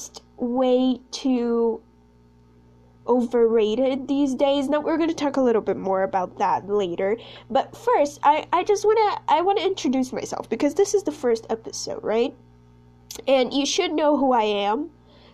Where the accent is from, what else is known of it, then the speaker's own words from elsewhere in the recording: Brazil; first language Portuguese; English is a second language; I'm actually Brazilian